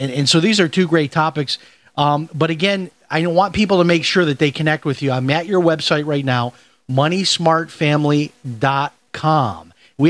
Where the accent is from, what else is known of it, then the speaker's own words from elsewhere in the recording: Chicago, Illinois, United States; Okay, so I'm from Chicago, and I grew up on the Southwest Side, just like you did, Steve.